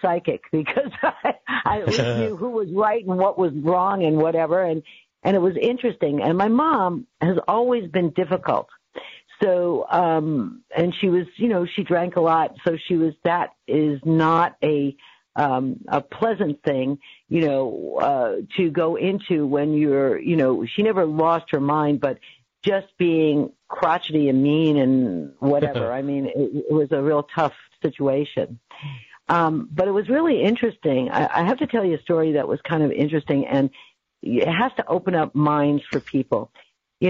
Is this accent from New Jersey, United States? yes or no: no; Staten Island / New Rochelle, New York, United States; born or raised there; moved away as an adult; also born or lived in Bronx, New York / Staten Island, New York; now in California, United States